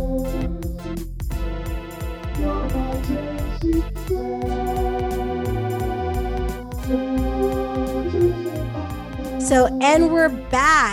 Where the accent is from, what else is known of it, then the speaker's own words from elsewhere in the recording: Englewood, New Jersey, United States; I'm from Englewood